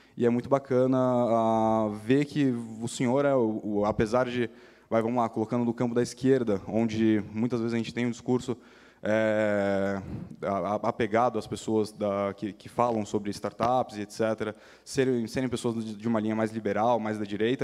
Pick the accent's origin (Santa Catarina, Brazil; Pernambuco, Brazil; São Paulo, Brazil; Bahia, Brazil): São Paulo, Brazil; eu sou de São Paulo